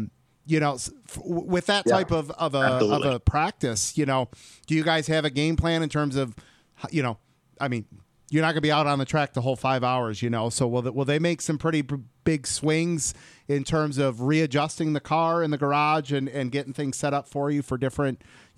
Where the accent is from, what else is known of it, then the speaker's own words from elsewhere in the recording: Michigan, United States; Berlin, obviously, my home state, mm-hmm. Michigan.